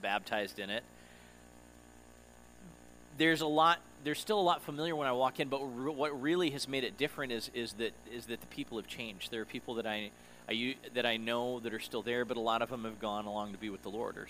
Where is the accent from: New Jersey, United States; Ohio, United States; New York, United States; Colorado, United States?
Colorado, United States; Denver; moved away as an adult; my hometown since before we moved here in 2012, so it had been a while since I'd been back to Denver